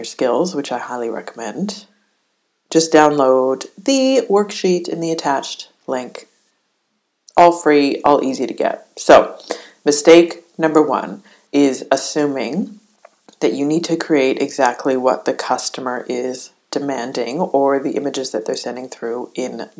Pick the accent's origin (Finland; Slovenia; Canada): Canada; as a Canadian